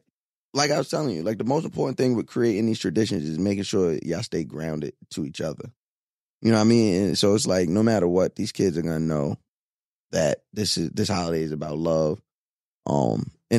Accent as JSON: {"language": "English", "area": "Long Island", "region": "New York", "country": "United States", "tie": "born or raised there", "said": "Growing up on Long Island"}